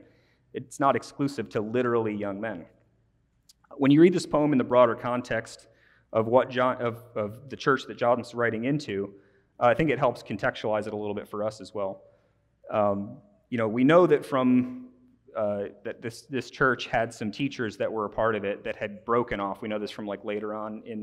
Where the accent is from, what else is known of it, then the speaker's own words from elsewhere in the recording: Midwest, United States; As a Midwesterner